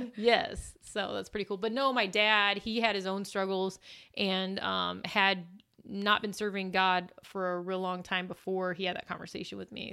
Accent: Illinois, United States; now in Missouri, United States; I am originally from Illinois

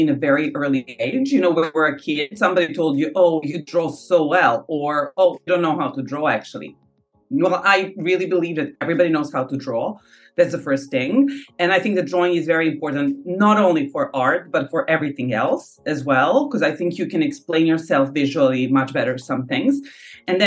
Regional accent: Novi Sad, Vojvodina, Serbia; now in Paris, France; my hometown of Novi Sad.

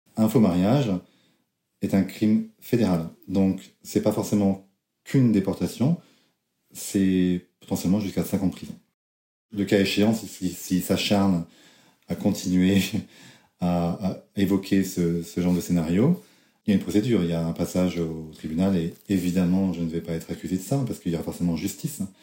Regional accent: France; moved away as an adult; now in United States; je suis français, j'aime la France.

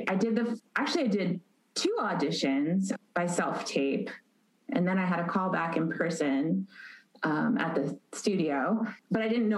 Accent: Chicago, Illinois, United States; moved away as an adult; also born or lived in East Coast, United States / Los Angeles, United States; now in Atlanta, United States; I was born on the East Coast and grew up in the Chicago suburbs.

